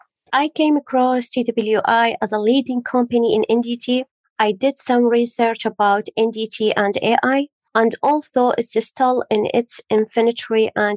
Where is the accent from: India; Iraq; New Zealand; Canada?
Iraq; also born or lived in Syria / Jordan; now in United Kingdom; So originally I'm from Iraq, then I moved to Syria, then to Jordan, then to UK.